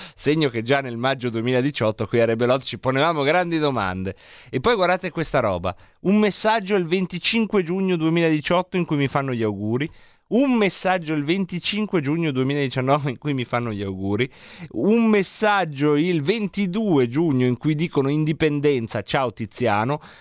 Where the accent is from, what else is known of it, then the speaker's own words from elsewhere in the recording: Varese, Lombardy, Italy; io son cresciuto a Varese